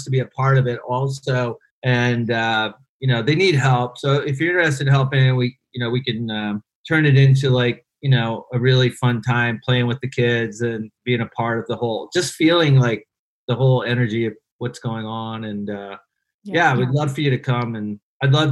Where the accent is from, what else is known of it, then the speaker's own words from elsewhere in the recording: Ohio, United States; moved away as an adult; now in Cambodia; I grew up in Amish country, Ohio, where tennis was kind of like Cambodia